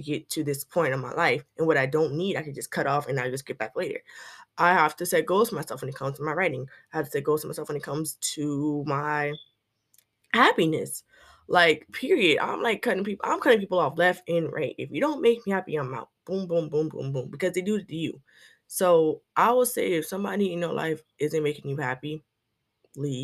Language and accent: English; South Carolina, United States; I'm a writer from South Carolina